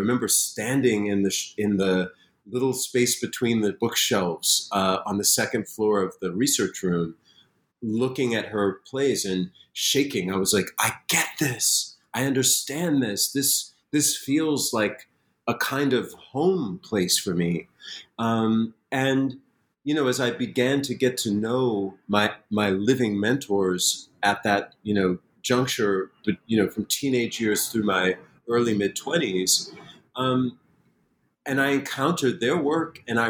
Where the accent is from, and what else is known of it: Springfield, Massachusetts, United States; born or raised there